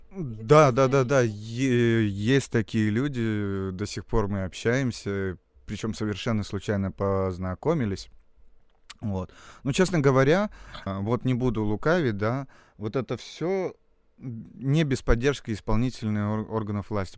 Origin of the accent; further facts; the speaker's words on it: Salekhard, Yamalo-Nenets Autonomous Okrug, Russia; moved away as an adult; now in Saint Petersburg, Russia; Вообще из города Салихарда, это Ямалонейский автономный округ